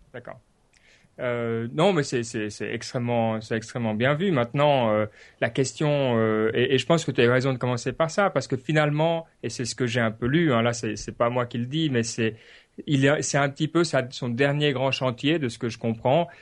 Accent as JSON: {"language": "French", "country": "Switzerland", "said": "je dis ça en tant que Suisse"}